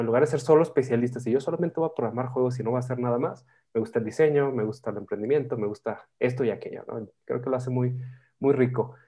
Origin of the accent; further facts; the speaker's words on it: northern Mexico, Mexico; yo soy del norte de México